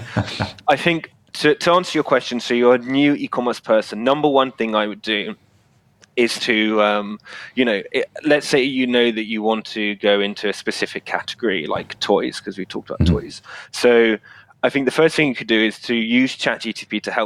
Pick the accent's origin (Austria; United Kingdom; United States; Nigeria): United Kingdom; I'm obviously British